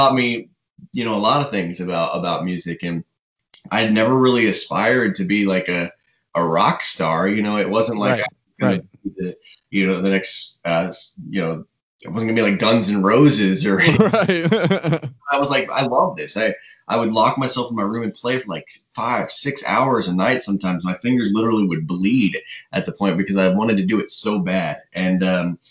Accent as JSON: {"language": "English", "town": "Nashville", "region": "Tennessee", "country": "United States", "tie": "born or raised there", "said": "I grew up in East Nashville and in the suburbs of Nashville."}